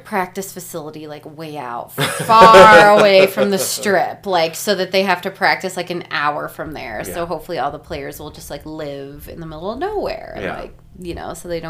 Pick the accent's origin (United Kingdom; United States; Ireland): United States; Albuquerque, New Mexico; moved away; I'm from Albuquerque, I don't know, we like the Cowboys there.